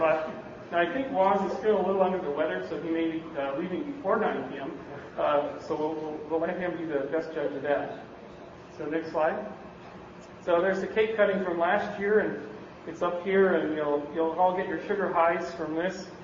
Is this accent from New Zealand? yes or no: no; Canada; now in Bay Area, United States; I'm from Canada, you can't tell. You might have thought I was in Minnesota, but no. I'm from the Great Pink North.